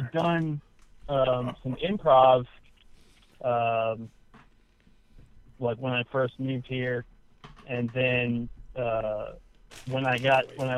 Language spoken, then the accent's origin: English; Kingwood, West Virginia, United States; moved away as an adult; now in Baltimore, United States; I'm from West Virginia originally. I lived in Kingwood